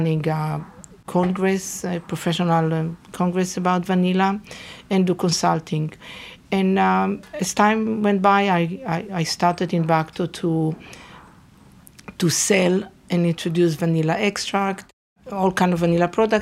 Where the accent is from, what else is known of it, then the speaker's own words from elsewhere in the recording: Northern District, Israel; moved away as an adult; now in United States; So I'm actually originally from Israel. So I went to Nahalal High School